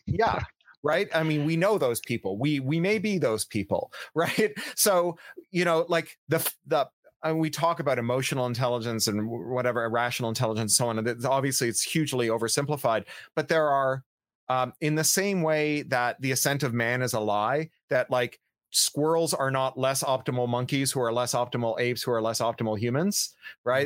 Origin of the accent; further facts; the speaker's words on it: Canada; I am a Canadian